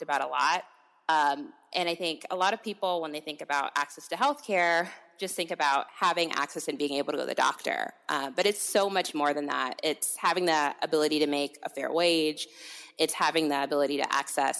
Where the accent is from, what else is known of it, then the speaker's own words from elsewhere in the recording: California, United States; moved away as an adult; now in Washington, DC, United States; I'm a California native, but have been in DC for the past 5 years